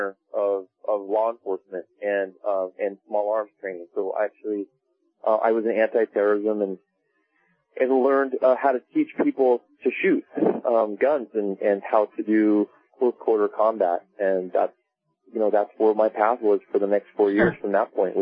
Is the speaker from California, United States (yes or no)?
yes; Laguna Beach, California, United States; I grew up in Laguna Beach, California